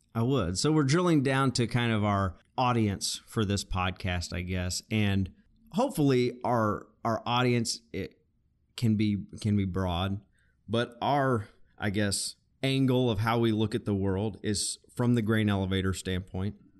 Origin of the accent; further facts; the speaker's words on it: Arkansas, United States; we're both originally from Arkansas